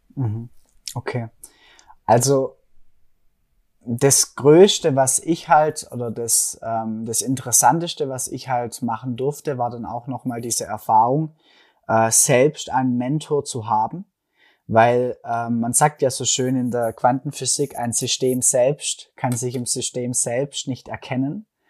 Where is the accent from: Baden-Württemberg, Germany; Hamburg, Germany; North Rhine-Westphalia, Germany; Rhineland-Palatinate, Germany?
Baden-Württemberg, Germany; Stuttgart area; accent: Swabian; komme aus Deutschland, aus dem schönen Stuttgarter Raum. Hört man vielleicht auch ein bisschen an meinem Schwäbeln, an meinem schwäbischen Akzent